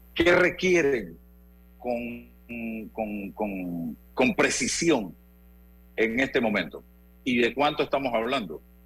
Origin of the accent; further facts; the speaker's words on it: Chitré, Herrera, Panama; como chitreano